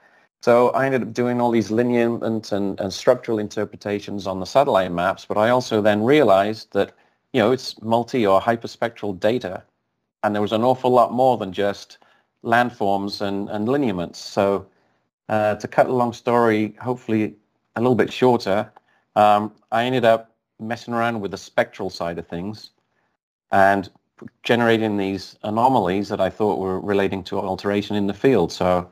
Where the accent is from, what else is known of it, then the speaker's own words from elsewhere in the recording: Australia; obviously the people in Barrick knew that I was over from Australia